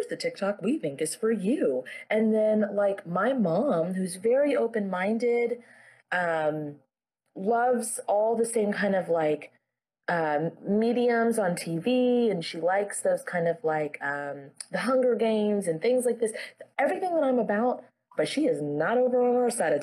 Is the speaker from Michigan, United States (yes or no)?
no; Florida, United States; I grew up in Florida, so I wasn't around snow at all